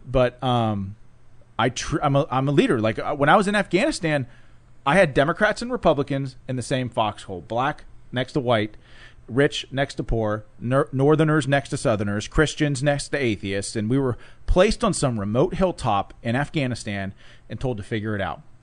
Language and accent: English; Pittsburgh, Pennsylvania, United States; came back to Pittsburgh, which is where I was born and raised